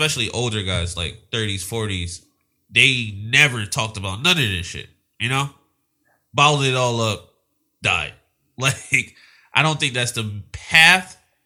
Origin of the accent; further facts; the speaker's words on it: Philadelphia, Pennsylvania, United States; now in Los Angeles, United States; We're both from Philadelphia.